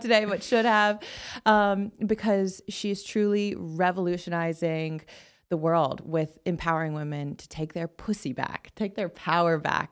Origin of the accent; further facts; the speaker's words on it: the Bible Belt, United States; I grew up in the Bible Belt